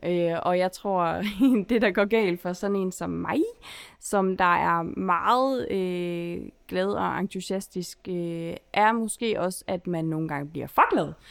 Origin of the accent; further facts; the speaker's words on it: Holstebro, Central Denmark Region, Denmark; moved away as an adult; now in Aarhus, Denmark; Jeg kommer fra Holstebro, og nu bor jeg i Aarhus